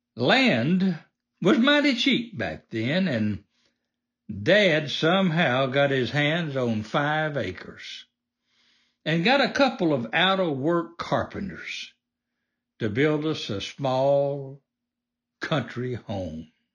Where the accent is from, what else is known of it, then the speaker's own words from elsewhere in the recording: the South, United States; Like most folks growing up in the South, we raised most of what we ate